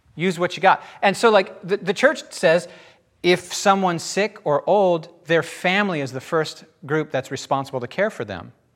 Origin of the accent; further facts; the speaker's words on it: United States; I'm an American